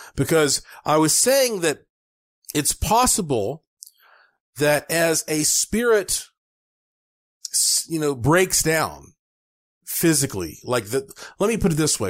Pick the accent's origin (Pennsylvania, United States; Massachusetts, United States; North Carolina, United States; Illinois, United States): North Carolina, United States; Asheville; my hometown of Asheville, North Carolina